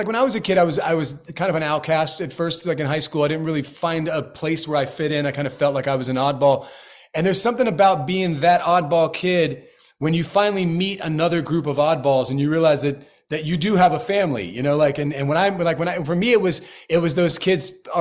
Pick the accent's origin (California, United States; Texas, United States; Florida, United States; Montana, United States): Florida, United States; I grew up in Florida, so I know it well